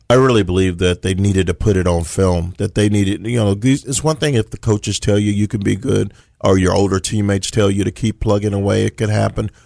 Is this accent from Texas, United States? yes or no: yes; Texas, United States; I'm from the Lone Star State